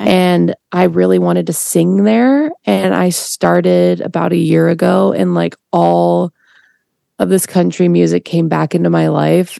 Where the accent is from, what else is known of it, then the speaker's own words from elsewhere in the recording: Portland, Oregon, United States; also born or lived in Chicago, Illinois; now in California, United States; we moved from Chicago to Portland uh, when I was two.